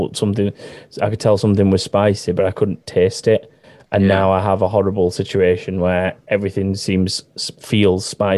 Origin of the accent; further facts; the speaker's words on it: Sheffield, Yorkshire and the Humber, United Kingdom; In words that need a H, I never pronounce it because I'm from Sheffield